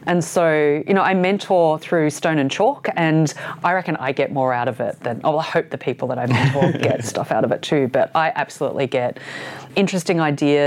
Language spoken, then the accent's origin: English; Ballarat, Victoria, Australia; moved away as an adult; also born or lived in Sydney; I grew up in Ballarat